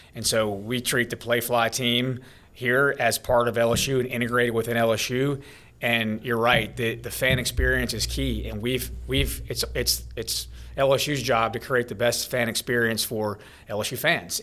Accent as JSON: {"language": "English", "town": "Baton Rouge", "region": "Louisiana", "country": "United States", "tie": "born or raised there", "said": "I grew up in Baton Rouge, obviously. I went to Catholic High School right down the road"}